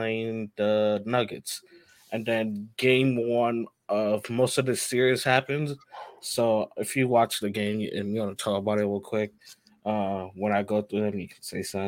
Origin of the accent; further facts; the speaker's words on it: New York City, New York, United States; even as a New Yorker